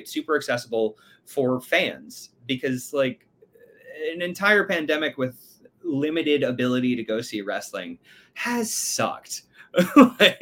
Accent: United States; I'm an American

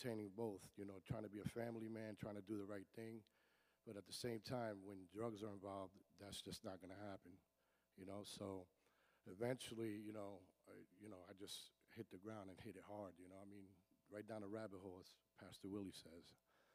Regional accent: Paterson, New Jersey, United States; I was born and raised in Paterson, New Jersey

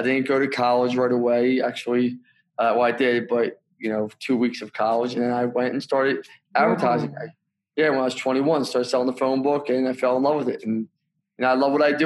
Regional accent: Philadelphia, Pennsylvania, United States; also born or lived in Hershey, Pennsylvania / Council Rock, Pennsylvania; I come from Northeast Philly, Bucks County

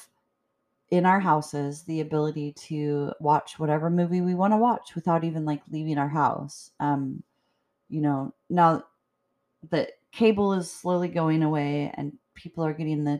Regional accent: Edmonds, Washington, United States; I grew up in Edmonds

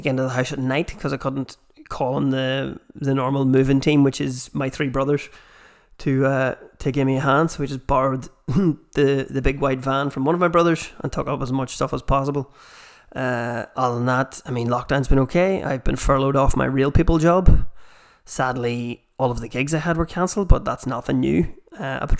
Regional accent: Armagh, Northern Ireland, United Kingdom; accent: Armagh; the Armagh accent. Which I have myself

